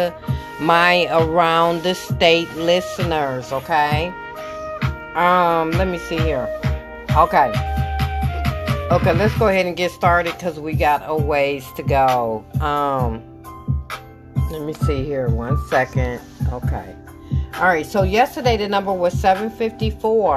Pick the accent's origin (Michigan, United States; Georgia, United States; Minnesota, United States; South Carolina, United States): Michigan, United States; I'm from Michigan.